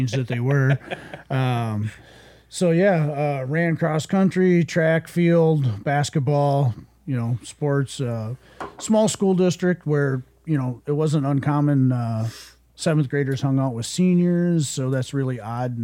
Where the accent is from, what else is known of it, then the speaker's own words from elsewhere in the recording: Port Wing, Wisconsin, United States; also born or lived in Iowa; I grew up on Lake Superior, northern Wisconsin, Port Wing, Herbster, Cornucopia area